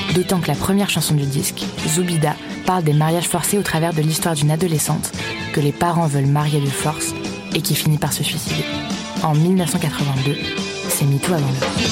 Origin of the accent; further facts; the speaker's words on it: Oran, Oran Province, Algeria; now in Lyon, France; je suis né euh, à Warren, à Oran, en Algérie. Ça fait 12 ans que je suis en France